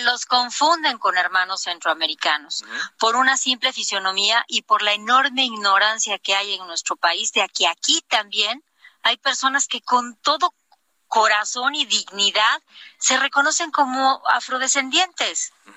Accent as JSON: {"language": "Spanish", "region": "Oaxaca", "country": "Mexico", "said": "mi tierra"}